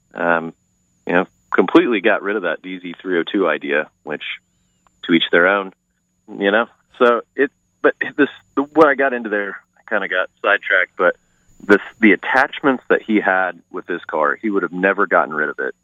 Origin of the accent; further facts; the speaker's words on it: Clay Center, Kansas, United States; also born or lived in Gardner, Kansas; I grew up in Kansas, Clay Center, Kansas